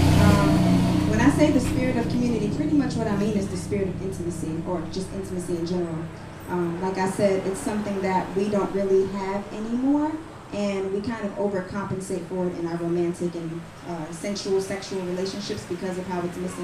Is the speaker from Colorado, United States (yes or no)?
no; New York City, New York, United States; also born or lived in Harlem; So I'm originally from the Bronx, New York, but a lot of my cultural influence is from Harlem